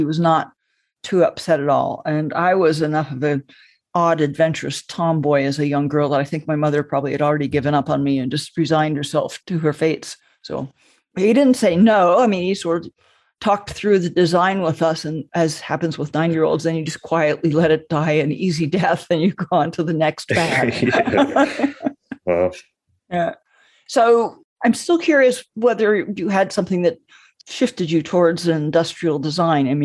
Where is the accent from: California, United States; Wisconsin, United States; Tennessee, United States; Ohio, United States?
California, United States; Southern; My brother and I grew up in Southern California